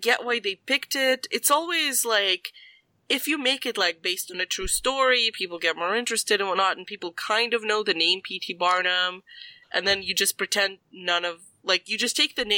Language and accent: English; Canada; I'm just being so Canadian